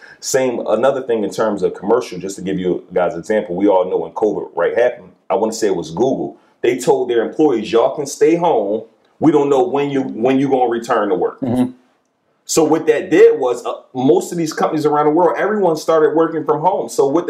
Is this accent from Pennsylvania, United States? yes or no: yes; Philadelphia, Pennsylvania, United States; Like, I'm from West Philly, so we say we're looking for areas that are kind of close to the hood.